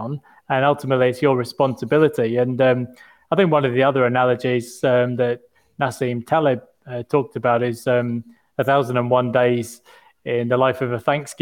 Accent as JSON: {"language": "English", "country": "United Kingdom", "moved": "yes", "lives_now": "Australia", "said": "as a Brit"}